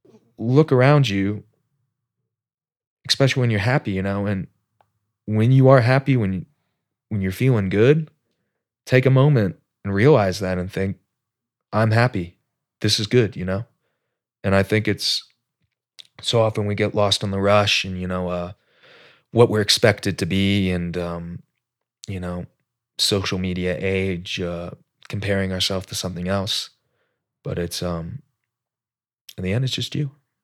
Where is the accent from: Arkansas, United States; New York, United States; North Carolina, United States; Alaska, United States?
Alaska, United States; I like to think I grew up in Alaska, change for the better.